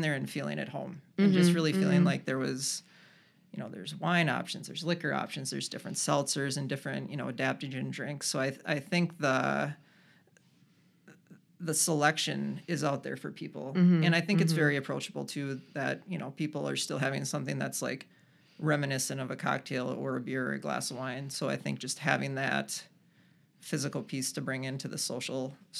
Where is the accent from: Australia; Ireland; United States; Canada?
United States; Rochester, New York; I grew up in Rochester, lived here for a number of years, and then kind of swore the town off, moved away to the cities